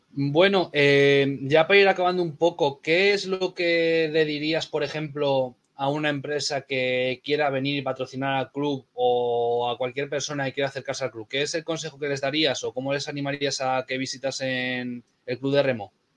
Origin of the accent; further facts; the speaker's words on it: Castro Urdiales, Cantabria, Spain; yo soy de Castro